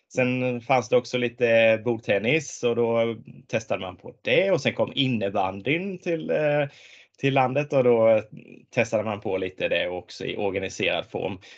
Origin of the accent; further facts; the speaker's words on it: Tingsryd, Kronoberg County, Sweden; när jag växte upp så växte jag upp på landet i, i Småland